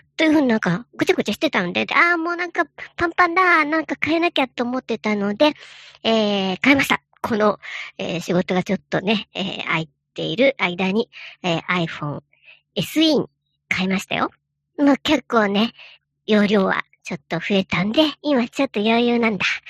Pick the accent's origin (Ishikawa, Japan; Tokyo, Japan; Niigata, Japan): Niigata, Japan; Joetsu; now in Nagoya, Japan; 僕のふるさとだった、その長年、え何代も前から住んでいる、え新潟のね、上越というとこが